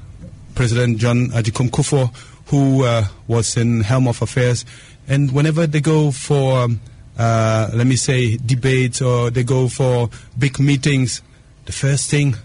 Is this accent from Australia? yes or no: no; Ghana; I'm from Ghana